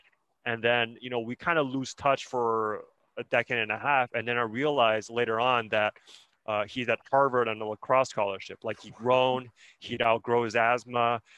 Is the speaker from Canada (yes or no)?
yes; Canada; also born or lived in China; I was born in China. My parents and I moved to Canada when I was 6 or 7 years old.